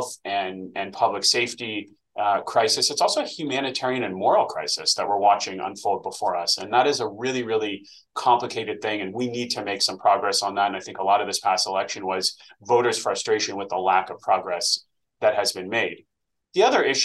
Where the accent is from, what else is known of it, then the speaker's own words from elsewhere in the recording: Los Angeles, California, United States; I was from the Valley